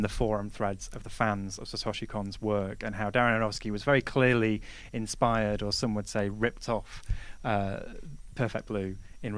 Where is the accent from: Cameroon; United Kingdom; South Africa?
United Kingdom; England; being very English